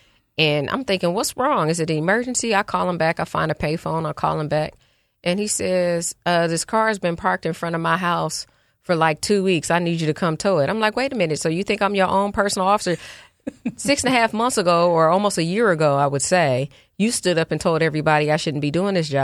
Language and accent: English; Oakland, California, United States; now in Philadelphia, United States; I'm from Oakland, California. Right. There's a lot of pride in being from the town, as we call it